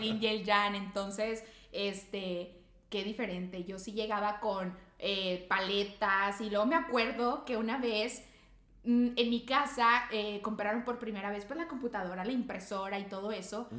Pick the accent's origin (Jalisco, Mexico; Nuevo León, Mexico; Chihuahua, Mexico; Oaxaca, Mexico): Nuevo León, Mexico; Monterrey; acá nosotros somos de Monterrey, Nuevo León